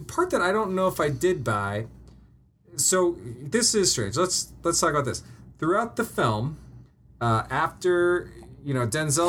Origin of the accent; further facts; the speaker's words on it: Denver, Colorado, United States; moved away as an adult; because I grew up in Denver